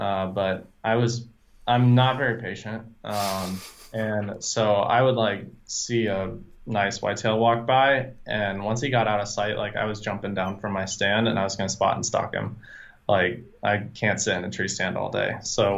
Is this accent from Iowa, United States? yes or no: yes; Iowa, United States; So I grew up in Iowa, in the Midwest.